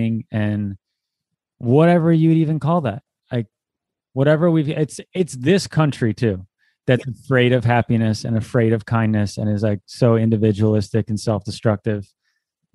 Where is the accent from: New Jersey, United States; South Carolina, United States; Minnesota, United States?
New Jersey, United States; I come from South Jersey, where it's like the birthplace of emo, pop punk, hardcore. That's kind of like what I came up with, that scene in high school